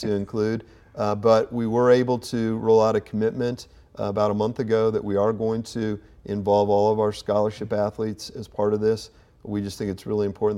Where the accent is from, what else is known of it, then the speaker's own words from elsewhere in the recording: Kokomo, Indiana, United States; moved away as an adult; also born or lived in West Lafayette, Indiana; now in Indianapolis, United States; I grew up in Kokomo, uh, pretty much my entire life until I, I went to Purdue